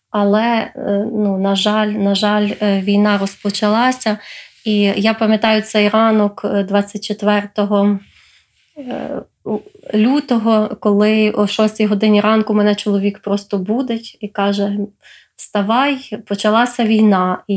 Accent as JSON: {"language": "Ukrainian", "country": "Ukraine", "tie": "born or raised there", "said": "Е, в мене е, дитинство проходило в різних регіонах України."}